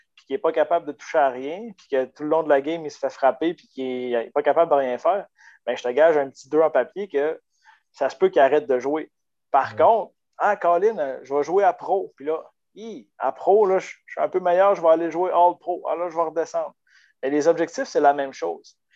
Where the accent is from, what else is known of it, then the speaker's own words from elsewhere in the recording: Baie-Comeau, Quebec, Canada; moved away as an adult; also born or lived in Chicoutimi; je suis parti de Bécomo à l'âge de 20 ans pour venir faire mon baccalauréat en kinésiologie